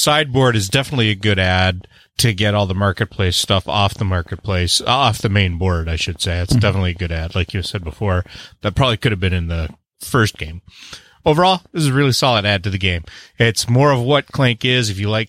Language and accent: English; Canada; And I'm the Canadian.